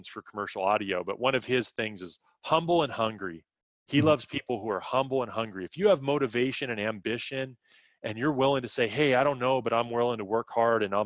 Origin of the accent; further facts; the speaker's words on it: United States; I grew up in the United States